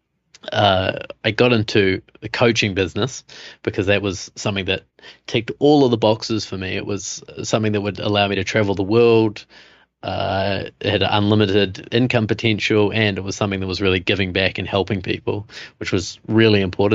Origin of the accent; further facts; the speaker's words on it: New Zealand; moved away as an adult; also born or lived in Costa Rica / Germany / Namibia; now in New York, United States; I have this funny accent. So I'm from New Zealand.